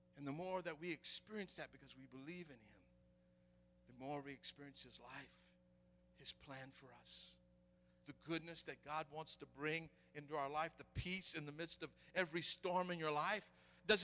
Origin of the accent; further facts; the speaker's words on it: the South, United States; I'm from the South